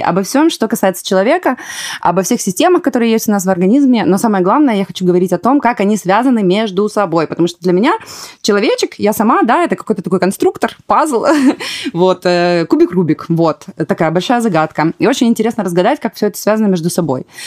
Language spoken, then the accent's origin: Russian; Ukraine; moved away; Я предприниматель, украинка